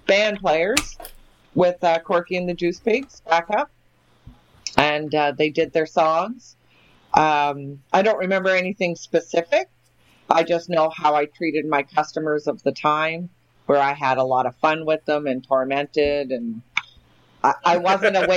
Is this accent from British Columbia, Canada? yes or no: no; Moncton, New Brunswick, Canada; my hometown, Moncton, New Brunswick